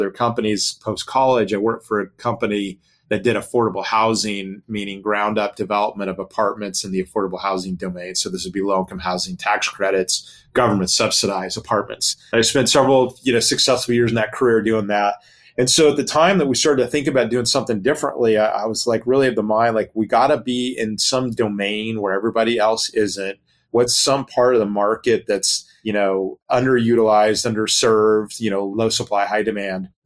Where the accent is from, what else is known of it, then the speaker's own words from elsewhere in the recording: Long Beach, California, United States; Long Beach, my hometown in California